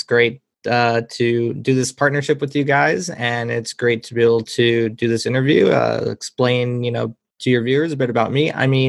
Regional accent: Brainerd, Minnesota, United States; moved away as an adult; also born or lived in Madison, Wisconsin / Royalton, Minnesota / Little Falls, Minnesota; now in Las Vegas, United States; So I grew up in Brainerd. I was actually born in Madison, Wisconsin. And then we moved to Royalton, Minnesota when I was, I'm going to say, five. We lived there for 2 years, lived in Little Falls for about a year. And then we moved to Brainerd.

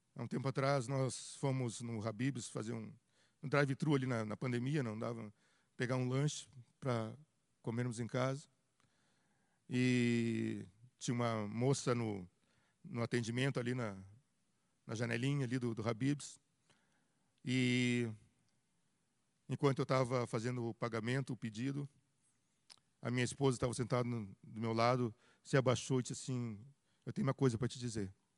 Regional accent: Rio Grande do Sul, Brazil; moved away; Eu e minha esposa, nós, nós somos do Rio Grande do Sul, nossa família é de lá

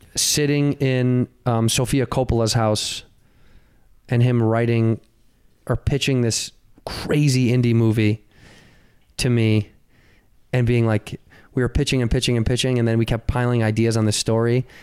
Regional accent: Chicago, Illinois, United States; moved away as an adult; also born or lived in Arizona; I grew up in Chicago

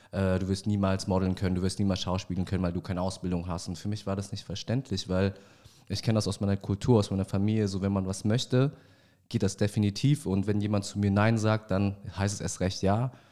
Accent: Vietnam; Ich bin 31 Jahre alt, gebürtiger Vietnamese

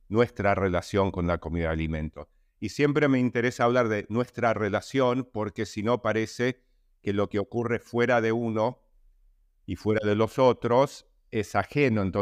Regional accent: New York, United States; moved away as an adult; now in Argentina; nací en Argentina, donde estoy ahora, emigramos a Nueva York en el 67 a raíz de, una dictadura de honganía en Argentina y viví hasta los 30 años en Nueva York, momento en que vine, volví a la Argentina ya hace 30 años

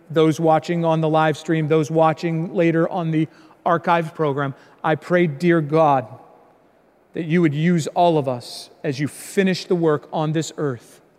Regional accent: Indiana, United States; born there; also born or lived in Chicago, United States; I was born in Indiana, lived a lot of my life in the Chicago area

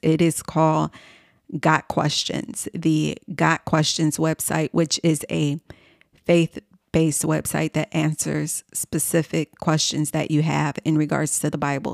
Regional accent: Chicago, Illinois, United States; moved away as an adult; also born or lived in New York City; I uprooted myself from my hometown in Chicago, Illinois, and I moved to New York City.

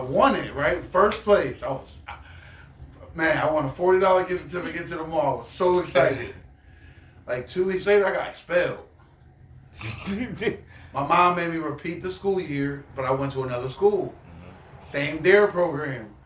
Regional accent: Baltimore, Maryland, United States; moved away; growing up in Baltimore

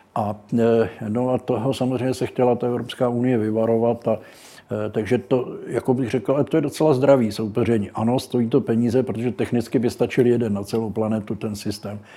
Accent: Brno, South Moravian Region, Czechia; born or raised there

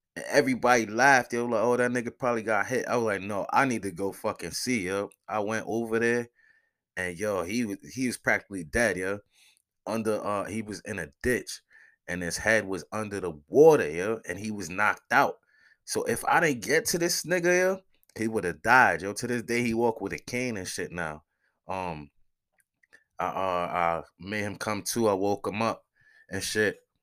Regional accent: New York City, New York, United States; moved away; I'm from Soundview

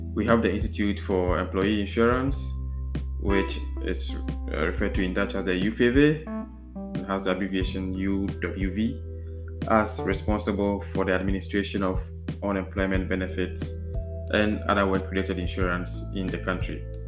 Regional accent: Ghana; now in Netherlands

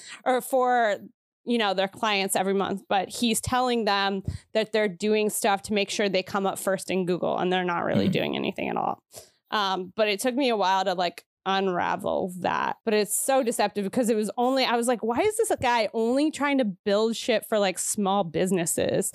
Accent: Pennsylvania, United States; moved away as an adult; also born or lived in New York; now in Los Angeles area, United States; I'm from Pennsylvania, from a rural area

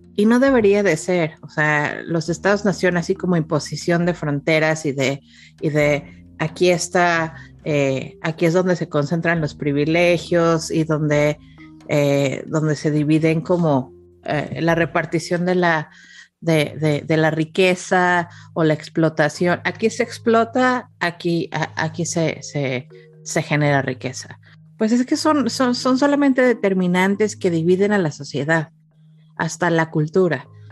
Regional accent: Mexico; now in Canada; los mexicanos, nuestro siguiente layer. Somos latinos

